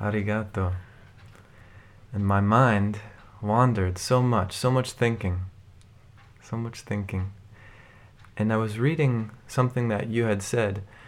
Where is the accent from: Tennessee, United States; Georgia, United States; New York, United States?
New York, United States; Albany; moved away as an adult; also born or lived in Philadelphia; I grew up in Albany, New York